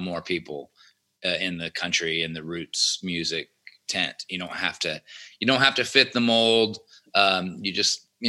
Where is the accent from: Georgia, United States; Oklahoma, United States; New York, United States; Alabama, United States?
Georgia, United States; Atlanta; growing up in Atlanta